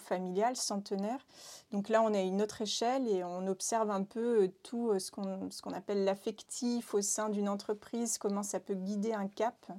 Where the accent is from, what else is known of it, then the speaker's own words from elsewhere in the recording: Réunion; now in Nantes, France; je viens de l'île de la Réunion